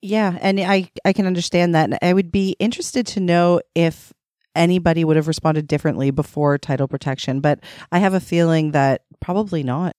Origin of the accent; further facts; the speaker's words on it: Toronto, Ontario, Canada; I'm from Toronto, Ontario